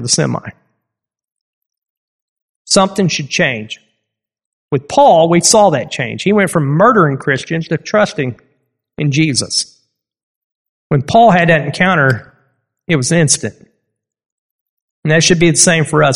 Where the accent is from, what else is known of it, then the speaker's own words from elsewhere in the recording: United States; I'm American